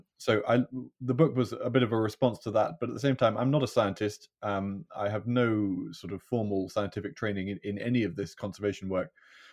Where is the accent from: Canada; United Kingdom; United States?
United Kingdom; Scotland; I was born and brought up in Galloway, right far southwest corner of Scotland.